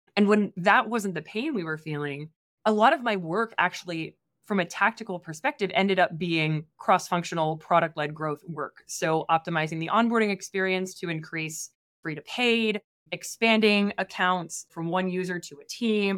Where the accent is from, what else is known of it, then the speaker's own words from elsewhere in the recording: Midwest, United States; moved away as an adult; also born or lived in East Coast; I grew up in the Midwest, and then I went to school on the East Coast